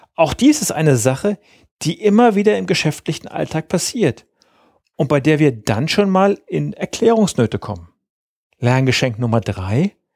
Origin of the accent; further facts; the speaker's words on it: Lower Saxony, Germany; bei uns in Niedersachsen